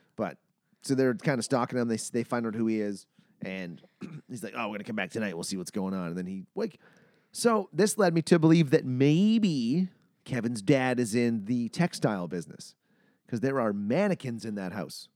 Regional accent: Manitoba, Canada; I'm from Manitoba. I know what minus forty feels like

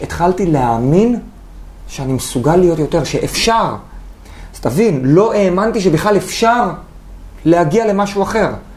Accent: Haifa, Haifa District, Israel; בחיפה, גדלתי באדר

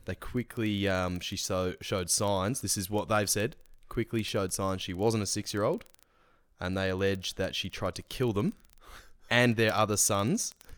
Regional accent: Australia; we celebrate being Australian

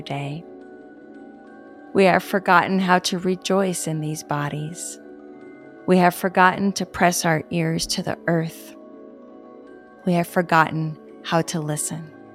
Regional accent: Los Angeles, California, United States; where I grew up in West

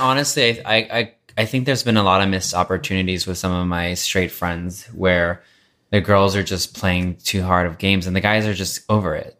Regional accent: Texas, United States; now in Los Angeles, United States; I grew up in Texas

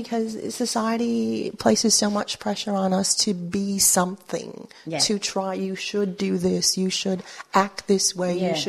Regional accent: Corpus Christi, Texas, United States; born or raised there; first language Spanish; English is a second language; moved away as an adult; also born or lived in Milwaukee, Wisconsin; now in Sydney, Australia

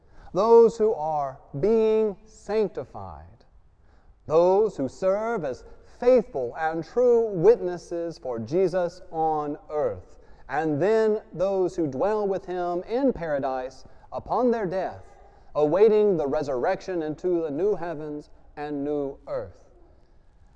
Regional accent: Louisiana, United States; I grew up in Louisiana

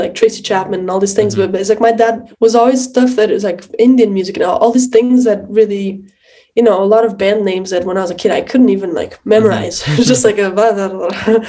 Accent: Lisbon, Portugal; moved away as an adult; also born or lived in Boston; I was born in Lisbon, yes.

